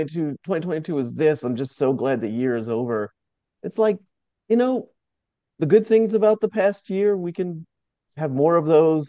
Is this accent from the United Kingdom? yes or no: no; Jamaica; I'm Jamaican